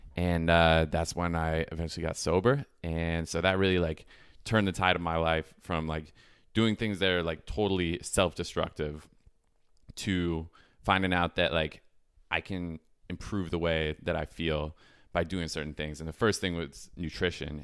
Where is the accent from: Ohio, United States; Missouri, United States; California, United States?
California, United States; San Francisco; now in Austin, United States; Born and raised in San Francisco